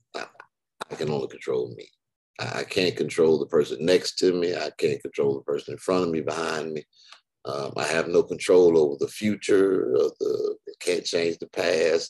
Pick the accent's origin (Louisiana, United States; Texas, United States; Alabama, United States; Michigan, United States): Michigan, United States; Detroit; now in Houston, United States; I'm in Houston, but I'm not from Houston. I'm from Detroit